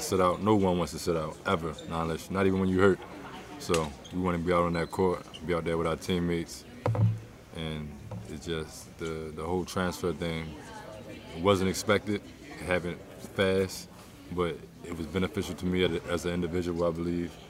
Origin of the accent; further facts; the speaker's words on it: Baltimore, Maryland, United States; my hometown, Baltimore.